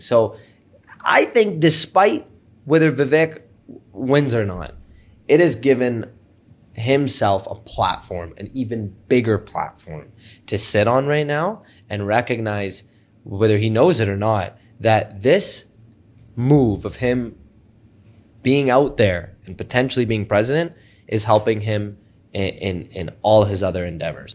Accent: Canada; we're Canadian

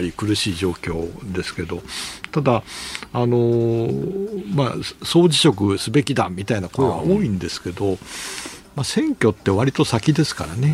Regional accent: Toyama, Japan; 出身富山

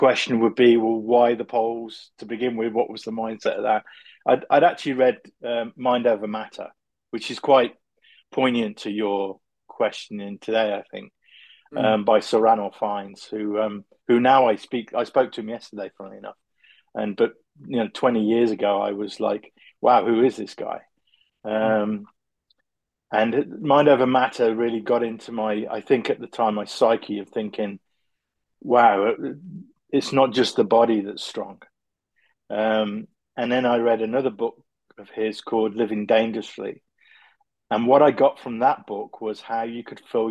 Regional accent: Coventry, West Midlands, United Kingdom; I'm from Coventry, which is in the UK, very car industrial area.

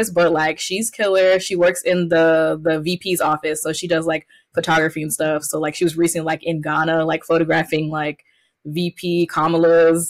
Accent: the South, United States; also born or lived in Clayton County, Atlanta, Georgia; growing up in the South

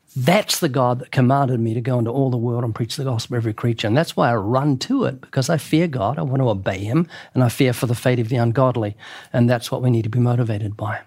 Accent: New Zealand; now in United States; I'm from New Zealand. In New Zealand, I was brought up where the police had sticks.

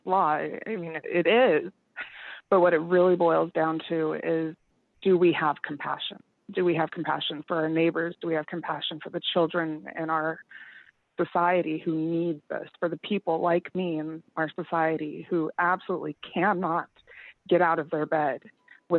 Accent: Idaho, United States; growing up in Idaho and going to high school

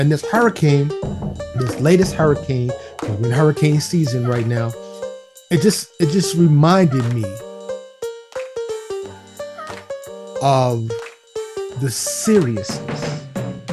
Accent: New York City, New York, United States; also born or lived in Florida; now in Texas, United States; I used to live in New York City, born and raised in New York City. I'm a New York City native

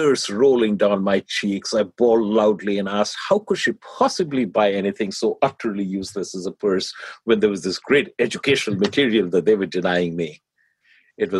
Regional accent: India; now in United States; I grew up in India

